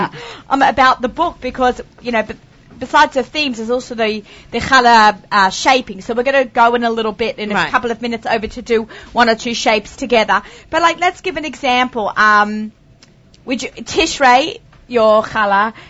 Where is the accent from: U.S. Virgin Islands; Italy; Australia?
Australia; As being an Australian